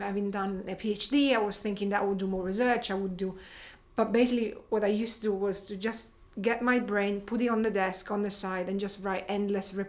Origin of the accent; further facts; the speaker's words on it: Rome, Lazio, Italy; moved away as an adult; also born or lived in England; I grew up in Rome